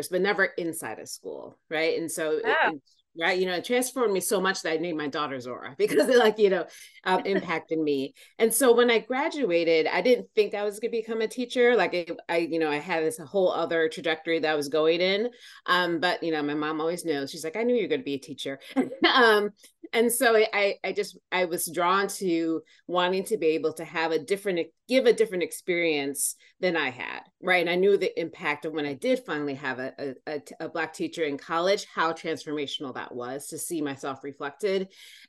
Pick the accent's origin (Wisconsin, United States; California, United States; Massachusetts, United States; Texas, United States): Wisconsin, United States; I was born and raised in Wisconsin